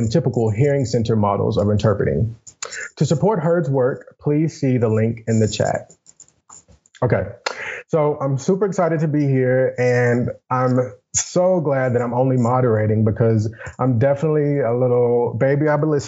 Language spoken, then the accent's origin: English; Grenada, Mississippi, United States; I am originally from Grenada, Mississippi.